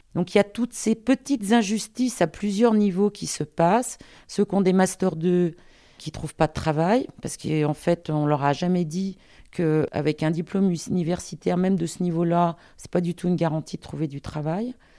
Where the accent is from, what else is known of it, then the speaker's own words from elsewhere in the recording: Lyon, Auvergne-Rhône-Alpes, France; also born or lived in Paris; je suis lyonnaise